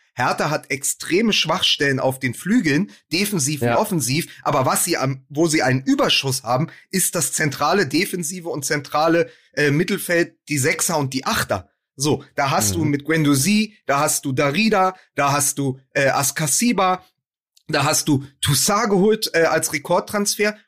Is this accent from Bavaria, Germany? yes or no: no; Berlin, Germany; ich komme aus Berlin